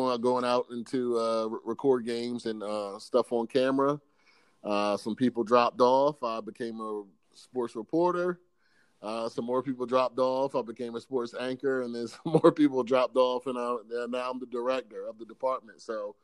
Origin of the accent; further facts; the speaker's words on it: Salisbury, Maryland, United States; I'm from Salisbury, Maryland, right here where 47 ABC is located. I was born and raised here